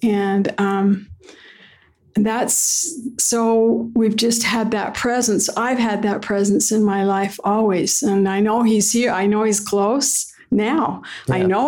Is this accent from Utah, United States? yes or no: yes; Ogden, Utah, United States; Well, I'm originally from Ogden, Utah. I was born and raised there in a home on 20th Street.